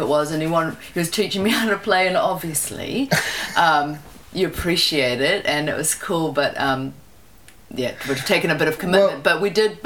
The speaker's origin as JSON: {"language": "English", "region": "Wellington", "country": "New Zealand", "tie": "born or raised there", "said": "I grew up in Plymouth or Mana, and then we moved to Hataitai"}